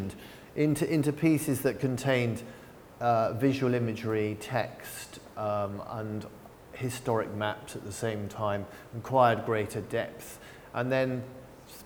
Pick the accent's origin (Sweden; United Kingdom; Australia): United Kingdom; England; now in San Francisco, United States; I grew up in England